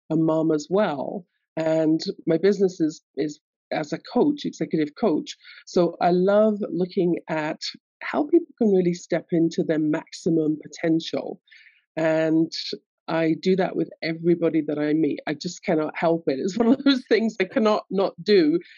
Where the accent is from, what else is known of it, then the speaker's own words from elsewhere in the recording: London, United Kingdom; I grew up in London, England, as you can tell from my accent.